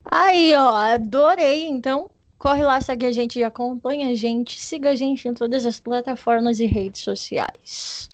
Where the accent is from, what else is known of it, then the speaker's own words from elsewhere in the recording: Paraná, Brazil; now in São Paulo, Brazil; eu sou paranaense, eu nasci no, no estado do Paraná, porém eu estou morando na nossa querida capital do estado de São Paulo